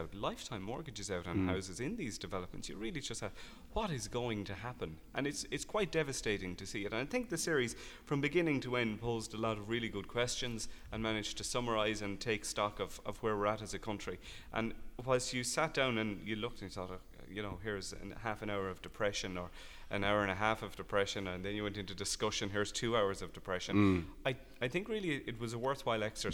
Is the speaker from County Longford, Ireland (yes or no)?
yes; Longford, County Longford, Ireland; as somebody who's born and bred in Longford